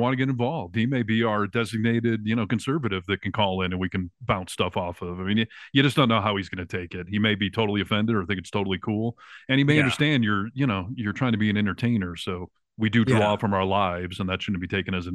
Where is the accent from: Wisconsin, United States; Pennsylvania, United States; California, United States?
California, United States; I'm a Californian